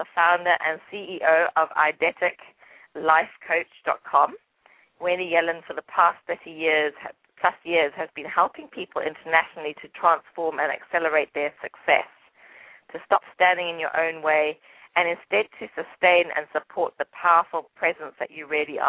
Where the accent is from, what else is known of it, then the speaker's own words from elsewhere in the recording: England, United Kingdom; accent: English; it's probably my English accent